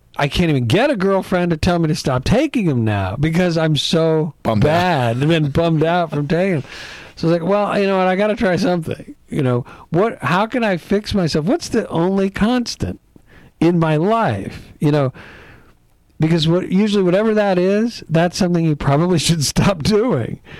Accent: East Coast, United States; also born or lived in Midwest; grew up back east on the East Coast.

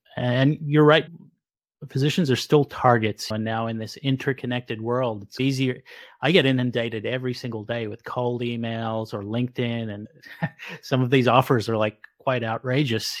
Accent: Sydney, New South Wales, Australia; now in South Jersey, United States; I didn't grow up in New Jersey, I grew up in Sydney, Australia, but I ended up marrying a Jersey girl and they never leave. So now I live in South Jersey.

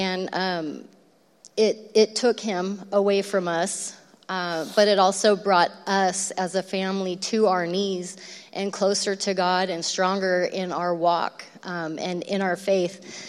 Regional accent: Lodi, California, United States; we grew up in the Mayberry of Lodi. You know, Lodi doesn't seem like a scary, dark place.

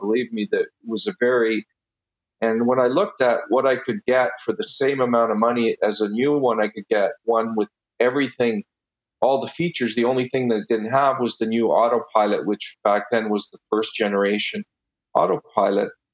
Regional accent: Ottawa, Ontario, Canada; first language Italian; English is a second language; also born or lived in Italy; I was born in Italy, uh, and when I was six years old, we moved to Ottawa and I went. I didn't know a word of English, and I went straight to school

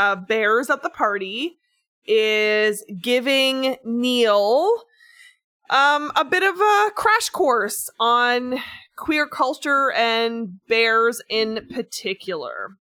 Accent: Australia; when I go overseas, I'm known as a koala bear because I'm from Australia.

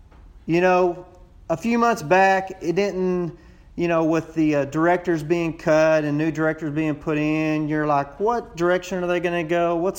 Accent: Texas, United States; accent: Texas; I hope you don't mind hearing my Texas accent. I kind of feel a little out of place, on the show, on your 100th episode, all these voices with these foreign accents, and here I am with my long-drawn accent.

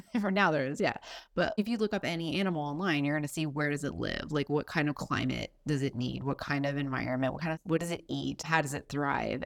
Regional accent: Florida, United States; love my home state.

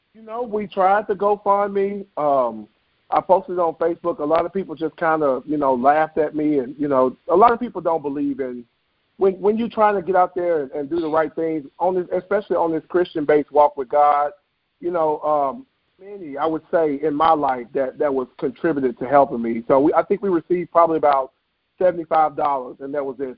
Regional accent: Memphis, Tennessee, United States; moved away as an adult; now in Bloomington, United States; I am from Memphis, Tennessee. Uh, born and raised. Uh, I now reside in Bloomington, Illinois.

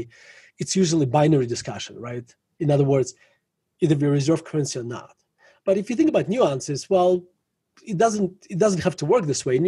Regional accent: Russia; now in Denver, United States; growing up in Russia, like, you know, you become skeptical, you know, in Soviet Russia

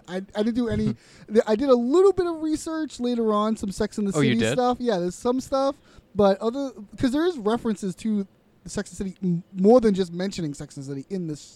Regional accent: United States; I'm an American.

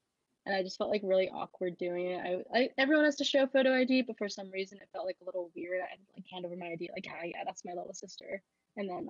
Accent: right outside of the Philadelphia area, Pennsylvania, United States; also born or lived in Nanning, China / State College, Pennsylvania; I grew up right outside of the Philadelphia area.

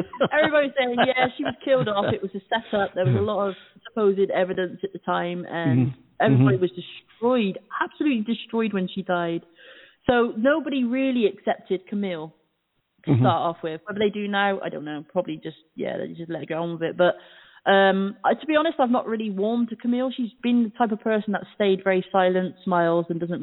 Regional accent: United Kingdom; born or raised there

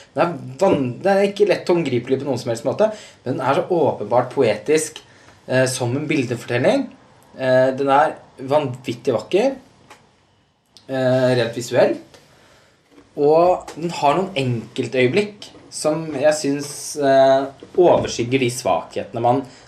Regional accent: Halden, Østfold, Norway; moved away; Jeg er jo fra Halden, så jeg er jo der i, i ny og ne

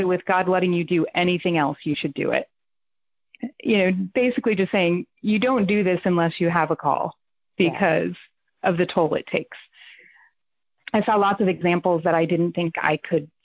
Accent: foothills of the Catskill Mountains, New York, United States; I was in New York. I mean, it wasn't the city

